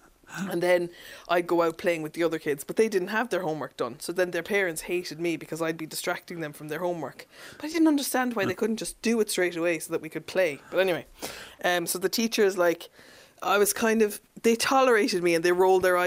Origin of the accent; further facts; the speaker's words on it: Mallow, Munster, Ireland; also born or lived in Germany / Dublin; I grew up in Mallow. I was actually born in Germany and then lived there for a few years